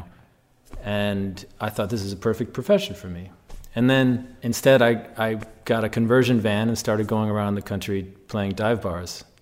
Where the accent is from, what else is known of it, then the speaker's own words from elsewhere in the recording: Chicago, Illinois, United States; I grew up in Chicago on the North Shore